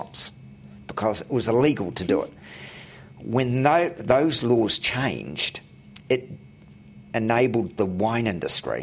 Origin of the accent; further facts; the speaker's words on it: Auckland, New Zealand; I grew up in West Auckland